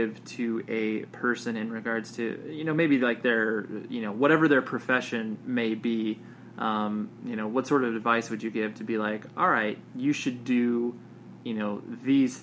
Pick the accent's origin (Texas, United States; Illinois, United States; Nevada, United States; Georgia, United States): Nevada, United States; Las Vegas; I was born in Las Vegas